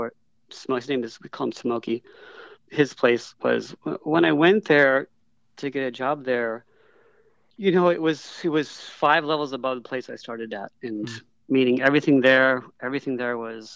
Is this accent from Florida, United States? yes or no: yes; Sarasota, Florida, United States; moved away; also born or lived in Houston, Texas / Austin, Texas; I grew up in Sarasota, Florida, later on in Houston.